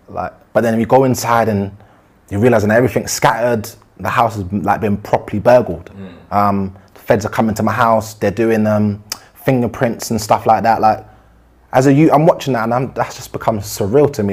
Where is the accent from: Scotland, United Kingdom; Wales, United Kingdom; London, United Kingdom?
London, United Kingdom; I'm originally from Southeast uh, Brixton